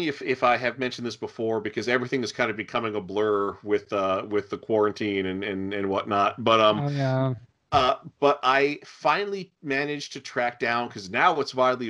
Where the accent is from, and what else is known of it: Norfolk, Virginia, United States; born or raised there